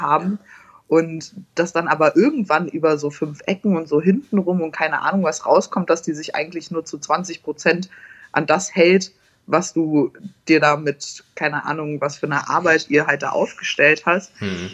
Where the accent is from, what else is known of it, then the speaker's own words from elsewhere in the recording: Hesse, Germany; ich komme ja aus Hessen